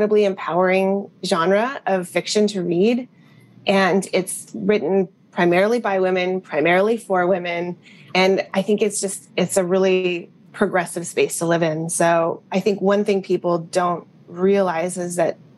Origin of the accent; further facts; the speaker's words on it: Berkeley, California, United States; I grew up in Berkeley, and they were UC Berkeley alums